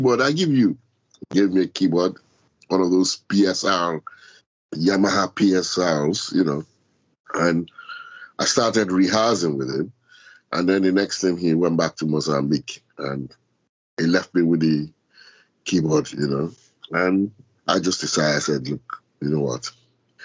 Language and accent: English; Lagos, Nigeria; moved away as an adult; now in London, United Kingdom; No, I didn't grow up in London at all. I grew up in Lagos